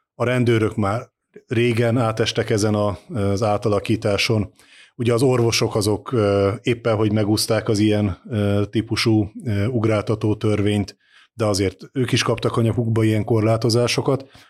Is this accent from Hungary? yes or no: yes; Eastern Hungary, Hungary; Kelet-Magyarországon, ahonnan én származom